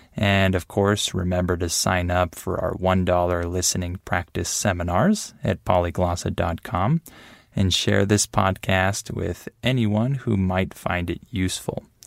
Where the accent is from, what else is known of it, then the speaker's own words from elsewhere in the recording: United States; now in Mexico; I'm American